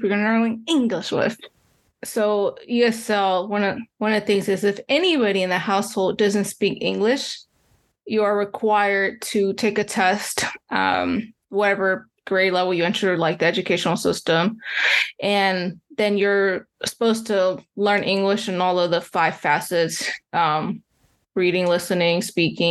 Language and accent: English; Columbus, Ohio, United States; also born or lived in Chihuahua, Mexico; I grew up in Ohio, in the capital, Columbus.